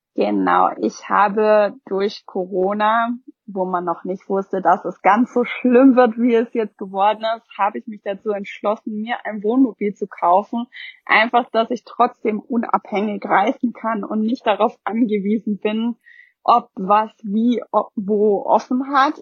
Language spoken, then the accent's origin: German; Germany; hier bei uns in Deutschland